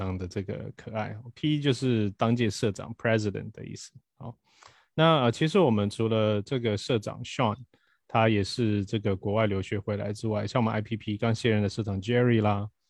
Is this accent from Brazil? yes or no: yes; Brazil; now in Taiwan; 当我以前因为我在巴西出生，我其实是一直到学校毕业我才来台湾。啊，那我之前对于台湾的印象是零，我只有偶尔暑假回来台湾